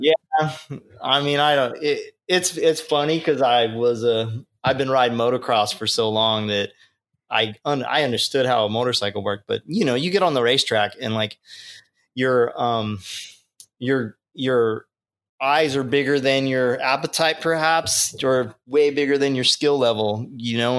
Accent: Long Beach, California, United States; growing up in Long Beach and growing up on the West Coast here on the beach

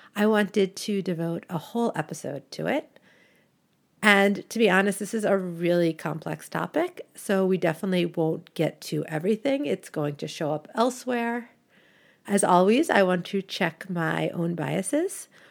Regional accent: United States; moved away as an adult; also born or lived in Canada; now in Brussels, Belgium; I live in Brussels, Belgium, but I am originally American and I am also Canadian by marriage.

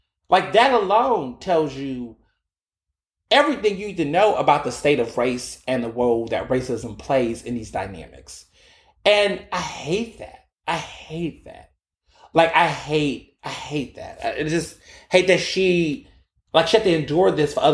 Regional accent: Midwest, United States; They from the South, then came to the Midwest

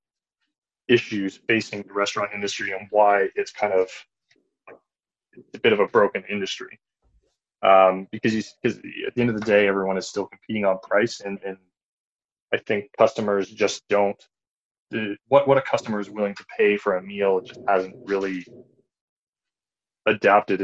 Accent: Belleville, Ontario, Canada; I grew up in the Belleville area, which is right near Prince Edward County

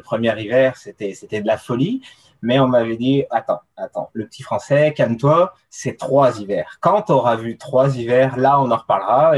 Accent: France; moved away as an adult; now in Quebec, Canada; je viens, viens de France. c'est là-bas que j'ai, que je suis né, que j'ai grandi, que j'ai fait mes études

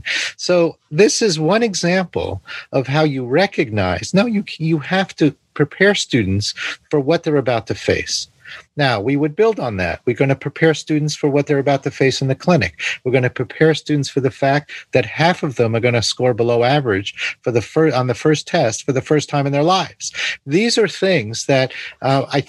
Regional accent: New York City, New York, United States; I grew up in New York City

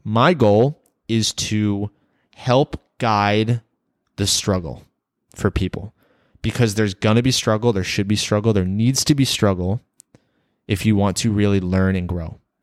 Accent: Rockville, Maryland, United States; moved away as an adult; I was born and raised in Rockville, Maryland, a small town about twenty minutes from Washington, D C. I lived there for my first eighteen years

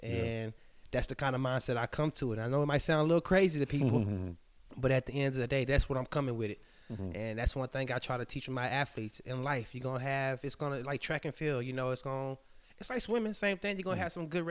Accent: Midland, Texas, United States; also born or lived in Houston, Texas; I was raised in Midland, Texas. I was born in Houston, Texas. But I was raised in Midland, Texas. So people don't know that I'm really a country boy. I was born in a city, but I'm a country boy.

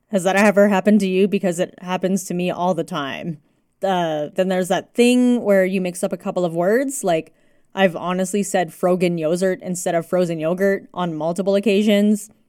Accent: Canada; first language English; I was born and raised in Canada, the language I happened to grow up with was English

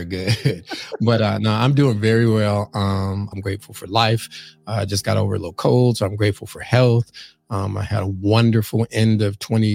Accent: Los Angeles, California, United States; born or raised there; also born or lived in St. Louis, Missouri; now in New York City, United States

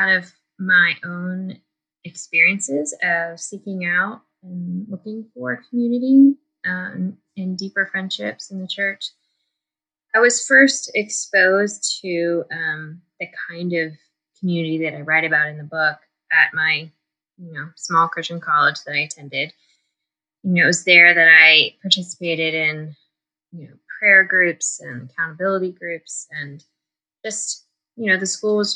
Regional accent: D.C., Maryland, United States; moved away as an adult; also born or lived in Georgia / Florida; I grew up in Maryland outside of Washington, D.C.

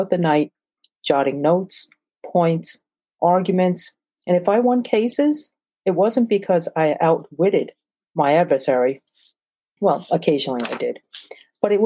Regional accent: New York City, New York, United States; also born or lived in Brazil / Brookline, Massachusetts / Newark, New Jersey; I'm Asian, born in Brazil, South America, and grew up in Flatbush, Brooklyn

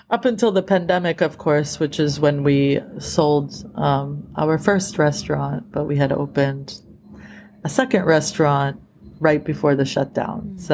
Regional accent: East Coast, United States; now in California, United States; that's what moved me out here to California. I was, I grew up in the East Coast

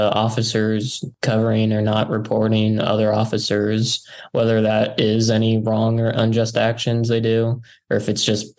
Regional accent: Mackinaw, Illinois, United States; also born or lived in Peoria, Illinois; I was born in Peoria, Illinois, but I moved when I was pretty young to Mackinac, Illinois, which is where I was raised. I went to DMAC High School.

